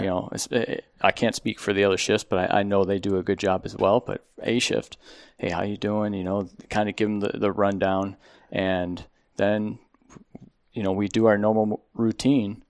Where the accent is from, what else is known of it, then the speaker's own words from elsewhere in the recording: Buffalo, New York, United States; moved away as an adult; now in Phoenix, United States; I'm from Buffalo, New York.